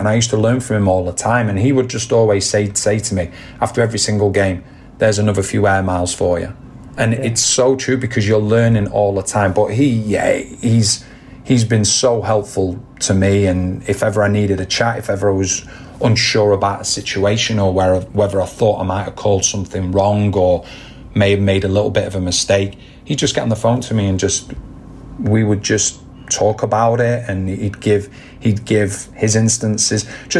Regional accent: England, United Kingdom; And for me, as growing up in England and things like that, you know, we used to play what you'd call Wembley knockout

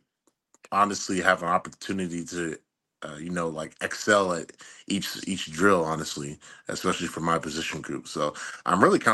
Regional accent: Columbus, Ohio, United States; moved away as an adult; also born or lived in Kentucky; I was born and raised in Columbus, Ohio

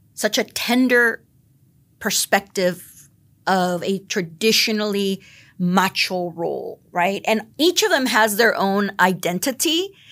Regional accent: the Rio Grande Valley, Texas, United States; also born or lived in Philadelphia; now in San Antonio, United States; I'm from the Valley

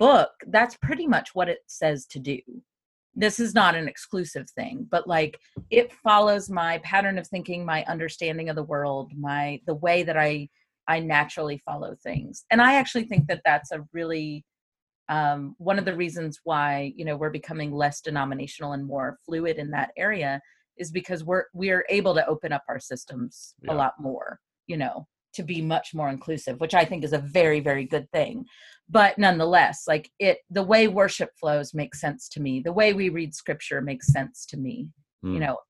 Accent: the South, United States; moved away; also born or lived in Memphis; So I grew up in the South

